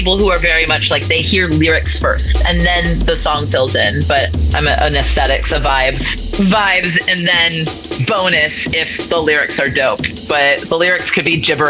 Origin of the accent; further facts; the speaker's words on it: Los Angeles, California, United States; now in San Francisco Bay Area, United States; because I came up in L.A., I grew up in Los Angeles